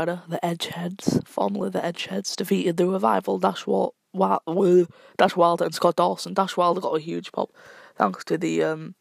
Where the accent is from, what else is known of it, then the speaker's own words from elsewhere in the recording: United Kingdom; I'm British.